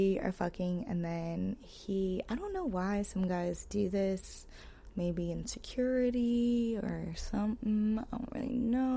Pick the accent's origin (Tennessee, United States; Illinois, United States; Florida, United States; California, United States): California, United States; the Bay Area; I'm from the Bay